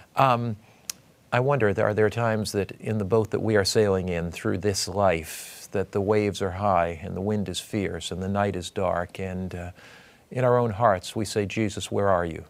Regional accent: United States; I was brought up on the Atlantic Ocean in Long Island Sound

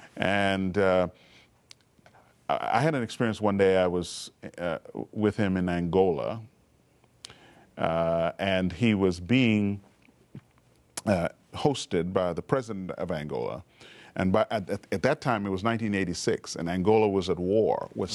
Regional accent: Montreal, Quebec, Canada; also born or lived in Trinidad; I was growing up in Montreal, Canada. I was actually born in Trinidad and uh, when I was 10 years old, we moved to Canada.

